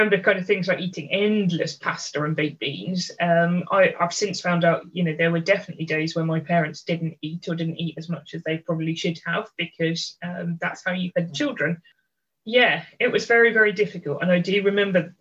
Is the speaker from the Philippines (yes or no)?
no; London, United Kingdom; So I am the oldest of three kids. We grew up in London.